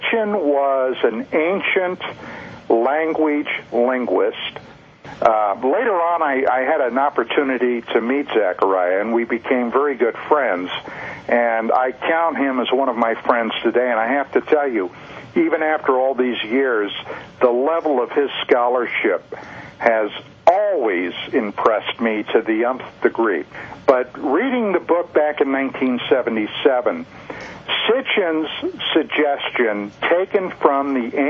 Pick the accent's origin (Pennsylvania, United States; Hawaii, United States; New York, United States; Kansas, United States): Pennsylvania, United States; moved away; I'm originally from the state of Pennsylvania